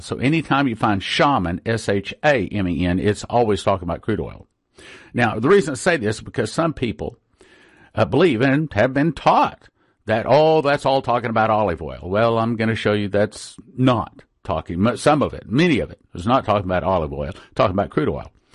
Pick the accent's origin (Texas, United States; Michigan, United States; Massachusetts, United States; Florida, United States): Texas, United States; West; I grew up in West Texas, and the oil patch